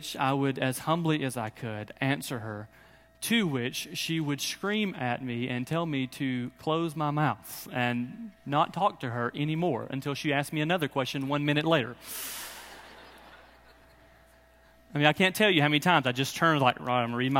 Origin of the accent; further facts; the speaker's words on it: Birmingham, Alabama, United States; I'm actually from Birmingham